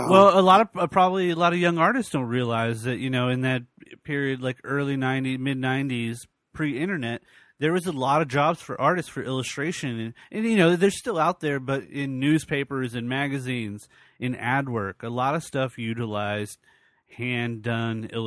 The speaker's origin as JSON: {"language": "English", "region": "New York", "country": "United States", "tie": "born or raised there", "also_born_or_lived": "Virginia", "moved": "as an adult", "said": "I grew up in New York"}